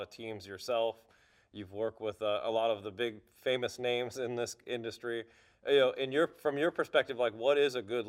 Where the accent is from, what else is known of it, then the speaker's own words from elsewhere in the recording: United States; As an American running a German headquartered company